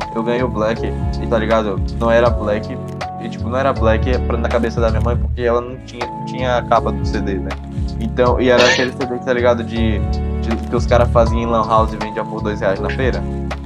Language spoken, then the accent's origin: Portuguese; Amargosa, Bahia, Brazil; minha cidade natal